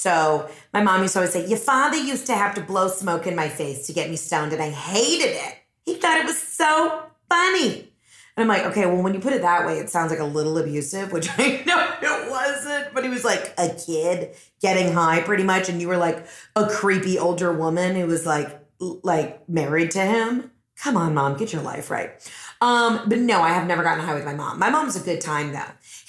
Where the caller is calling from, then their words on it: Maine, United States; Hey, Heather, it's …. I'm calling from Maine.